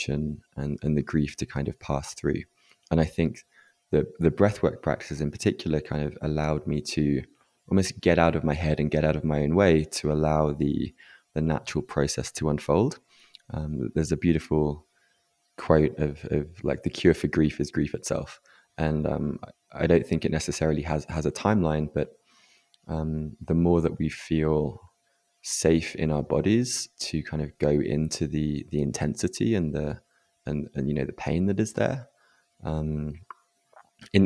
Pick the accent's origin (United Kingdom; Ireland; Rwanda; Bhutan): United Kingdom; England; growing up in England as a man